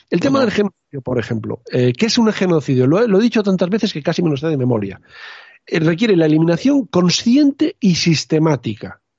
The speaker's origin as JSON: {"language": "Spanish", "country": "Spain", "said": "me, toca un poco a la fibra como español y como historiador."}